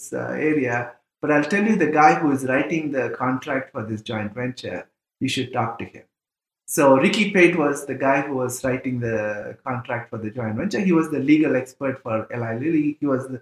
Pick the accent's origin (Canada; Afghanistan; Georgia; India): India; moved away as an adult; also born or lived in Indiana, United States; I'm from India